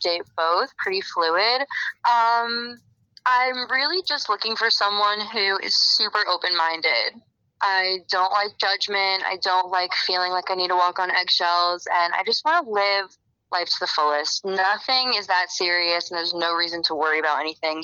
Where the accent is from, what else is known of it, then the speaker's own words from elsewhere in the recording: Florida, United States; I'm from Florida